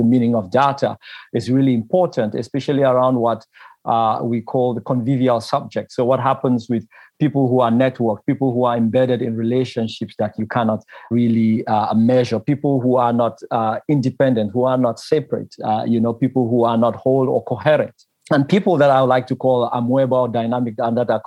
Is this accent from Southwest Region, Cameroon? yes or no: no; Bafut, Northwest Region, Cameroon; I come from Cameroon, from a place called Bafut in the Cameroon grass fields.